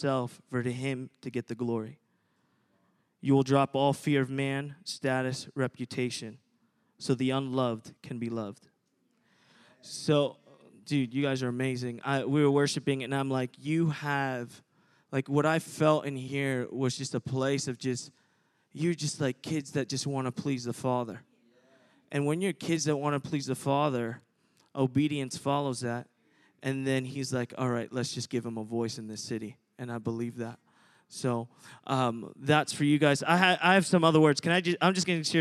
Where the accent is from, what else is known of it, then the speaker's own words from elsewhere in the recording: New Jersey, United States; moved away as an adult; now in Redding, United States; I'm at Reading, been there about 8 years, but I'm originally from New Jersey. So I moved from New Jersey to go to Reading, go to school there